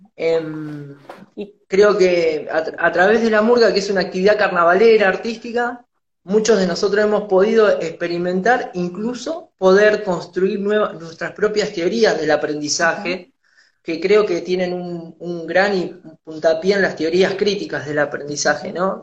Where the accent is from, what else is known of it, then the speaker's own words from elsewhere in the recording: Tandil, Buenos Aires Province, Argentina; moved away; volverme a mi ciudad natal a Tandil